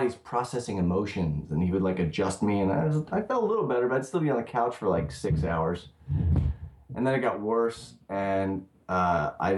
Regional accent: Philadelphia, Pennsylvania, United States; moved away as an adult; now in Los Angeles, United States; I grew up in Philadelphia. My parents still live in the same house

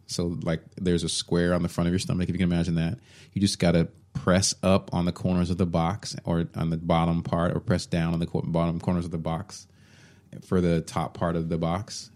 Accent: Allen, Texas, United States; I grew up in Allen, Texas

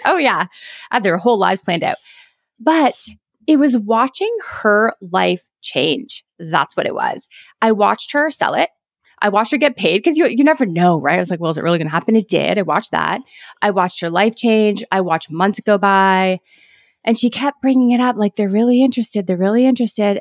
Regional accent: Canada; I'm Canadian

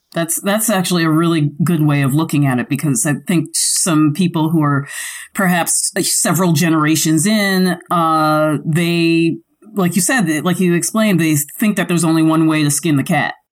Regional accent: New York City, New York, United States; I grew up in the Bronx where everything had to be shipped

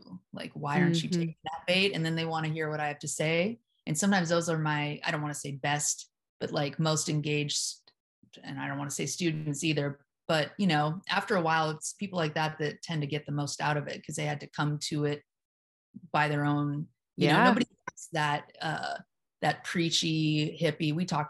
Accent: Venice Beach, California, United States; I grew up in around Venice Beach. I rolled my eyes hard my whole life. I was more of a skateboarding punk rocker.

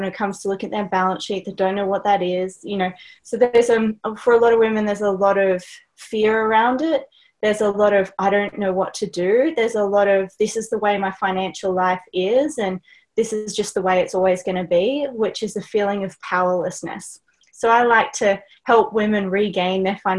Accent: Australia; accent: Australian; my accent, I'm Australian

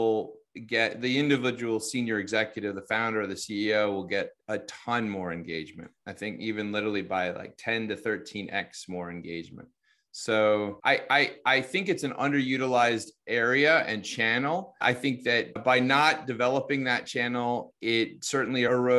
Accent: United States; accent: American; my American accent

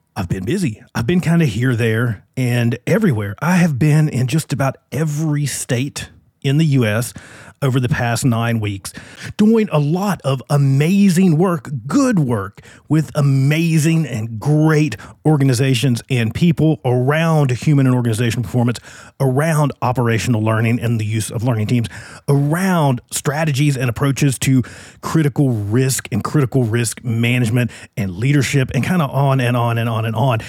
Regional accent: Virginia, United States; now in Phoenix, United States; I'm in my home state, not on my home turf, but in my home state of Virginia.

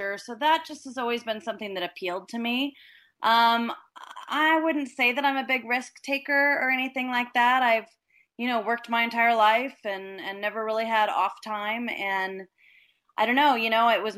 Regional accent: Los Angeles, California, United States; moved away as an adult; now in Costa Rica; I was from Los Angeles, California

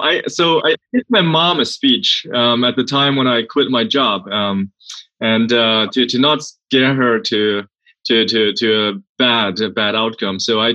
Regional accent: Germany; accent: German; English is a second language; moved away as an adult; also born or lived in Sweden / Silicon Valley, United States; now in United States; I grew up in Germany. That's why the weird German accent.

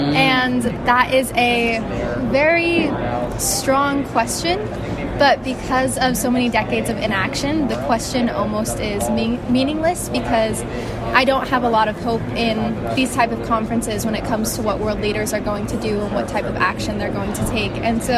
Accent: New York City, New York, United States; I am from New York City and I'm from the United States.

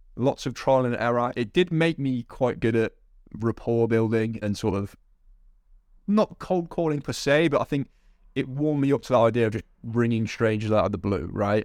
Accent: Coventry, West Midlands, United Kingdom; I'm currently in, in my hometown of Coventry

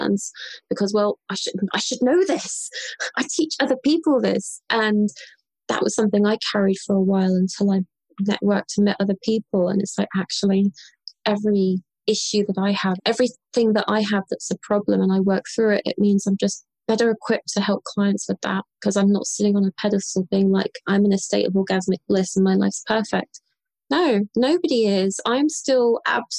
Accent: London, United Kingdom; And so I'm British. I grew up in London.

